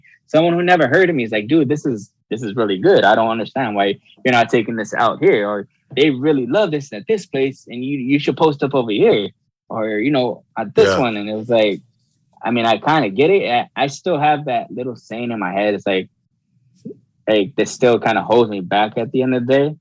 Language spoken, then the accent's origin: English; Los Angeles, California, United States; now in Baldwin Park, United States; I grew up in El Sereno, and I never forget it.